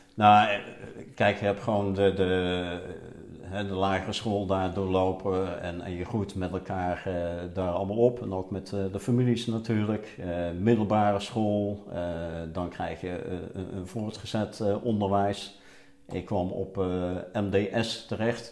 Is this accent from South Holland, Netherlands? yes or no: no; Roosendaal, North Brabant, Netherlands; also born or lived in Zevenaar; ik ben geboren in Zevenaar, maar eh, toen ik één jaar was, eh, is het eh, hele gezin verhuisd naar Roosendaal. En ik kwam in een nieuwbouwwijk van Roosendaal te wonen.